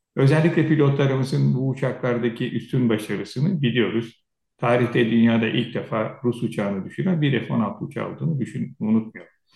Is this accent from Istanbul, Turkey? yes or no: no; İzmir, Turkey; also born or lived in Söke